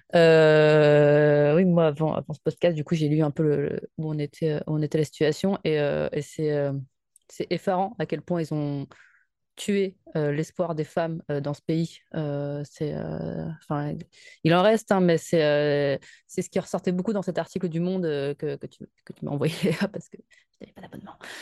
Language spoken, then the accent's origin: French; France; also born or lived in Paris suburbs; en tant que Française, au chaud dans sa banlieue parisienne